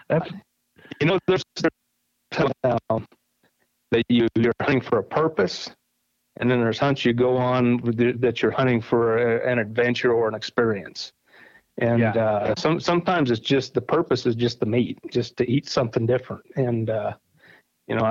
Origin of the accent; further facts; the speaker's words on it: Kansas, United States; I grew up in Kansas